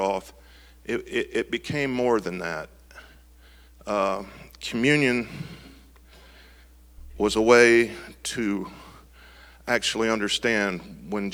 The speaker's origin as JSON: {"language": "English", "town": "Marysville", "region": "Ohio", "country": "United States", "tie": "born or raised there", "said": "I grew up here in Marysville, you know, graduated high school and all that. So this is basically my hometown"}